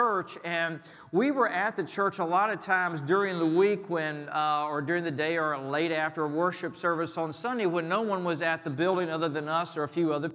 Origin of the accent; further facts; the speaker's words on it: Richmond, Virginia, United States; my hometown of Richmond